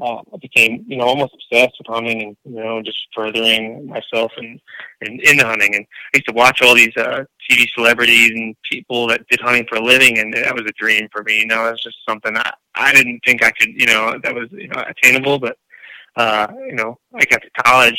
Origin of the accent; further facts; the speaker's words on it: New Jersey, United States; I'm originally from New Jersey